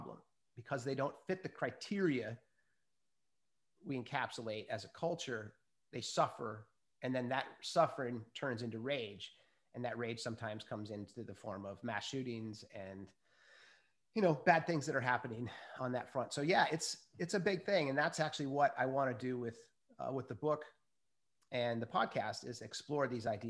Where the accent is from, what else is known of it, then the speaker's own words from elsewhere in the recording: Minnesota, United States; I was brought up in Minnesota